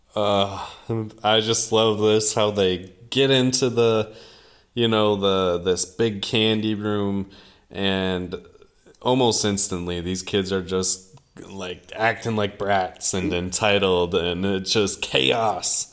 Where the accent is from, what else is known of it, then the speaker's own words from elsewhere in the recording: Minnesota, United States; growing up in Minnesota, it, it was like, uh, this was regular life